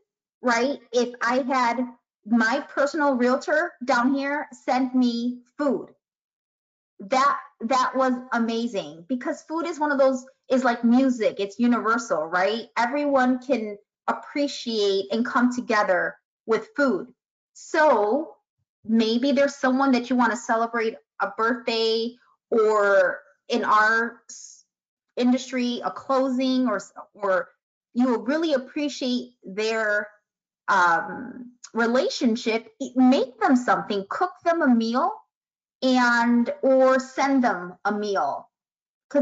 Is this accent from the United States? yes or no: yes; Chicago, Illinois, United States; I'm from Chicago